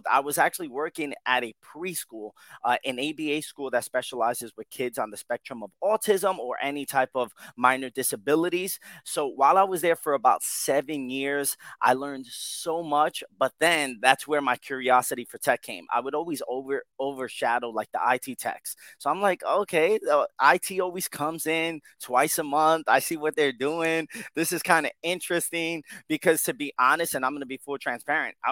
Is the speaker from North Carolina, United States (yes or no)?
no; Yonkers, New York, United States; also born or lived in Bronx, New York; I was born in the Bronx and raised in Yonkers all my life, and I'm currently in Yonkers, New York now